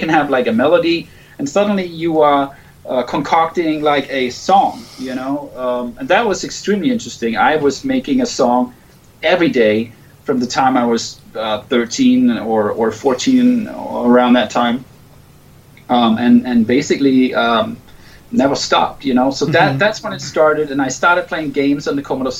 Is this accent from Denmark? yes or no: yes; right outside Copenhagen, Capital Region of Denmark, Denmark; I grew up in Denmark right outside Copenhagen